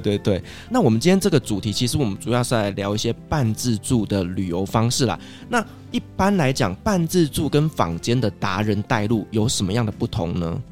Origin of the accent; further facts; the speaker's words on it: Taiwan; 我身为台湾人嘛，所以我喜欢吃的餐厅